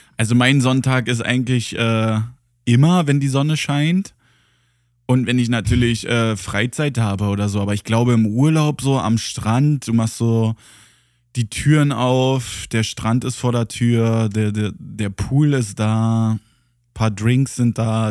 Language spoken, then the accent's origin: German; Germany; als Deutscher